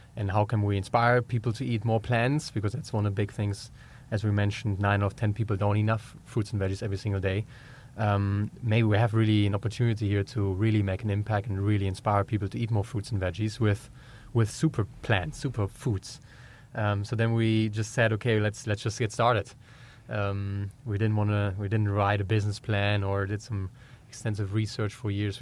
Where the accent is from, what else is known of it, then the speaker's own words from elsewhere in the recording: Germany; accent: German; English is a second language; moved away as an adult; also born or lived in Georgia, United States; We're originally from Europe, as you can tell from my German accent. I'm German.